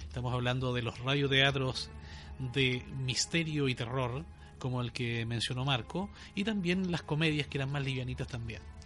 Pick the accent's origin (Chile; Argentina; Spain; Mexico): Chile; Ñuble; nuestra idiosincrasia como chilenos y como, en este caso, habitantes de la, de la provincia de Ñuble